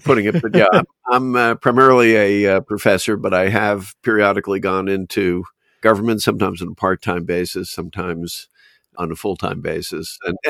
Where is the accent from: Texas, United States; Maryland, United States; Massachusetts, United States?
Massachusetts, United States; Boston; So I think some of it stemmed from growing up in Boston, where I had a keen fascination with colonial history